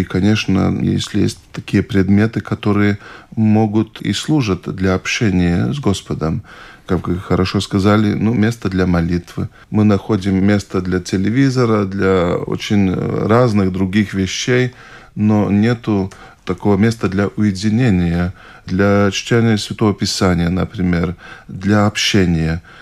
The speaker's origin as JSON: {"language": "Russian", "town": "Gulbene", "region": "Gulbene Municipality", "country": "Latvia", "tie": "born there", "said": "родился в Латвии, в Гулбине."}